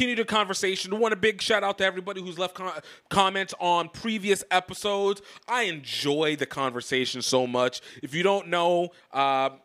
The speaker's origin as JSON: {"language": "English", "town": "Baton Rouge", "region": "Louisiana", "country": "United States", "said": "I'm from Louisiana. I'm a New Orleans fan. I'm from Baton Rouge, but a New Orleans fan"}